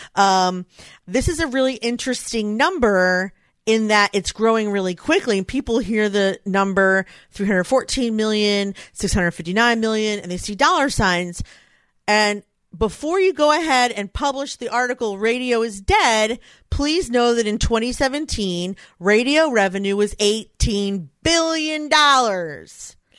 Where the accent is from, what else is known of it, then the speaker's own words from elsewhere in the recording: Philadelphia, Pennsylvania, United States; it's in my hometown.